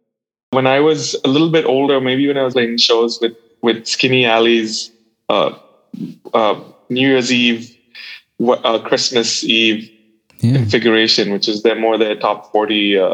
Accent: Calcutta, West Bengal, India; I think specifically when I grew up, there was, there's a music scene and there's all the musicians that are very closely tied together

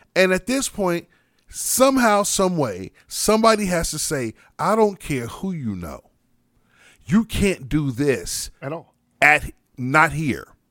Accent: United States; as proud as I am as an American, mm-hmm. as much as I love my country

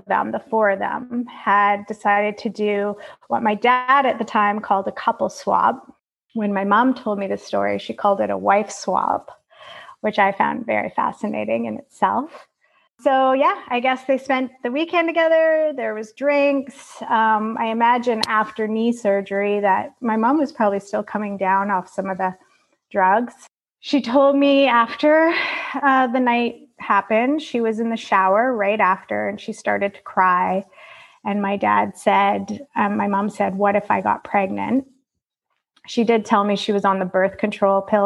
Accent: Calgary, Alberta, Canada; I was born in Calgary, Alberta in 1976

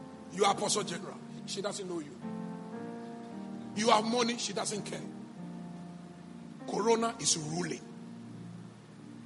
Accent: Ghana; I'm a Ghanaian.

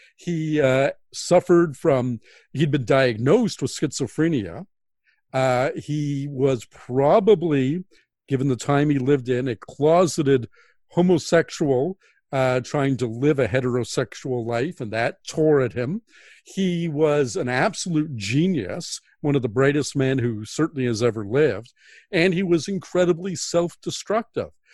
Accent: Toronto, Ontario, Canada; growing up in Toronto, as I did in the nineteen sixties

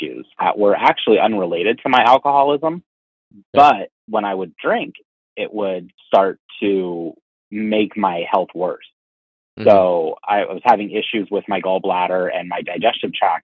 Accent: Erie, Pennsylvania, United States; Growing up in Erie, we're kind of a medium-sized

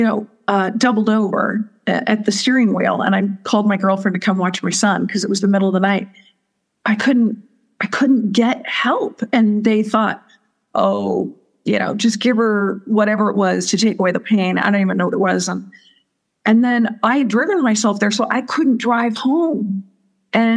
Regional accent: Southern California, United States; moved away as an adult; also born or lived in Missouri; now in Sedona, United States; my background is I grew up in Southern California

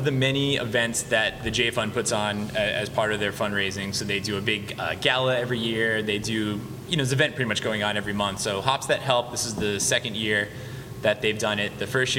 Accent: England, United Kingdom; now in United States; We're born and raised in England, so we're Pats fans all the way.

